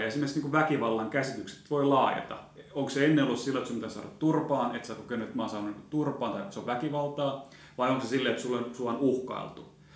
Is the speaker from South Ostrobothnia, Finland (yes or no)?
yes; Seinäjoki, South Ostrobothnia, Finland; moved away; Mä oon itse Seinäjoelta